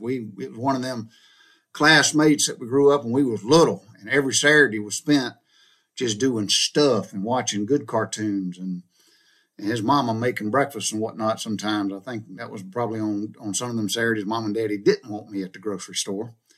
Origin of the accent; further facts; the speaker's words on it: the South, United States; growing up in the South during the 60s and 70s